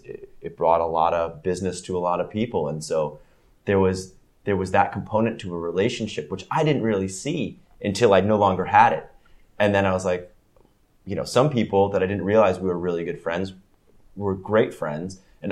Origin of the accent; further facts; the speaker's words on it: Gainesville, Florida, United States; moved away as an adult; I grew up in Gainesville, Florida, went to college there